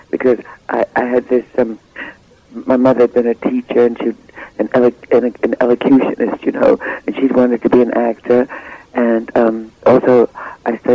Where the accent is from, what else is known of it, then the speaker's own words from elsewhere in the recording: New York City, New York, United States; also born or lived in Cleveland, Ohio; I was born in Cleveland, but raised in Harlem.